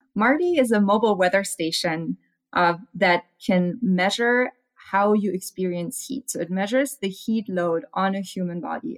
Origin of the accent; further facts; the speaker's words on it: Germany; now in Arizona, United States; I'm from Germany